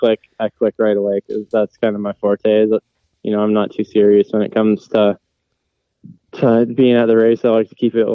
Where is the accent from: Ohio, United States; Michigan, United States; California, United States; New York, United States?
Michigan, United States; born or raised there